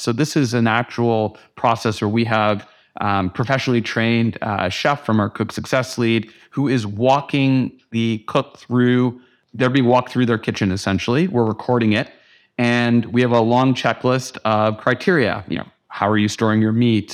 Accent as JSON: {"language": "English", "country": "Canada", "also_born_or_lived": "New York", "moved": "as an adult", "said": "as a Canadian living in America"}